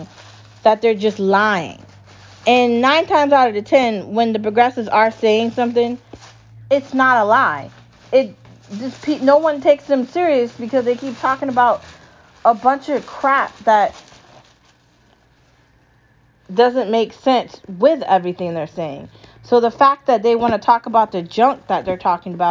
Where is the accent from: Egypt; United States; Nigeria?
United States; as an American